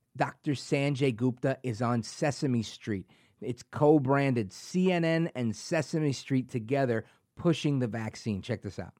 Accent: New Jersey, United States; also born or lived in New York; Born and raised in New York, uh, grew up in New Jersey, went to high school here in Jersey.

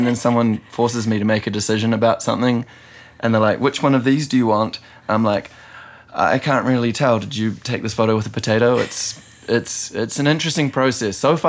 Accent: New Zealand; And I know that's probably like a mortal sin as a Kiwi to insult Peter Jackson, yeah.

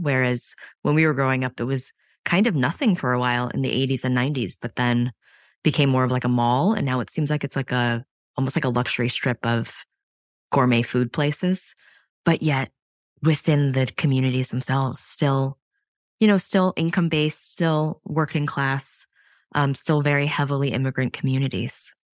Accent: New York City, New York, United States; I grew up in the Lower East Side of Manhattan

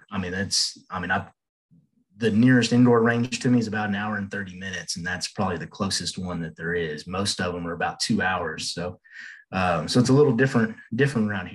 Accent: Houston, Texas, United States; moved away; I'm from Houston

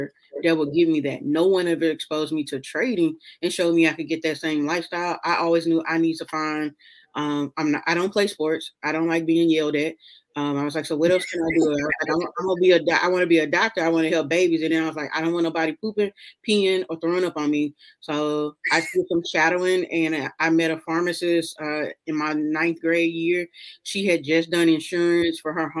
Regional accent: Memphis, Tennessee, United States; moved away as an adult; also born or lived in Kentucky / Washington, D.C.; now in Texas, United States; I'm from Memphis. I grew up in South Memphis.

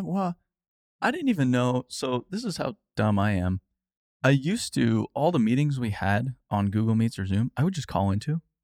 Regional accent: Arizona, United States; I grew up in Arizona

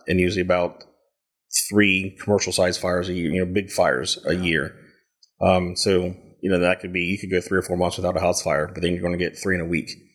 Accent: Lancaster, Ohio, United States; also born or lived in Waverly, Ohio; now in Kingston, United States; born in Lancaster, raised throughout the Stoutsville and Amanda area

